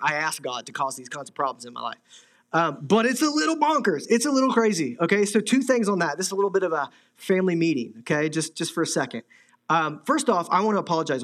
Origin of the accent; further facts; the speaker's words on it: Midwest, United States; moved away; I'm from the Midwest, I have friends back there